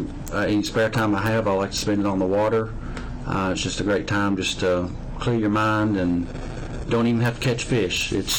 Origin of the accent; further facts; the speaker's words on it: United States; now in Russell County, United States; I'm originally from Taylor County